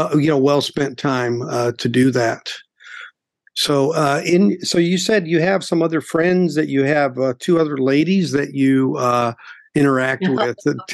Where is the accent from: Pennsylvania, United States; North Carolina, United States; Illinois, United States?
Illinois, United States; because the big radio stations where I grew up were in Chicago.